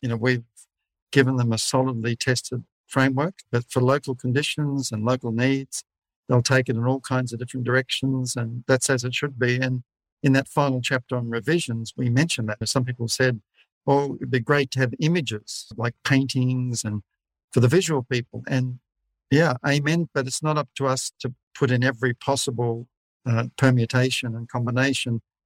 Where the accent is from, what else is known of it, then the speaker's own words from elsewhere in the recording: Australia; I'm from Scottish background, uh, even though I'm an Aussie, born in Australia. My fa- father was born in Glasgow.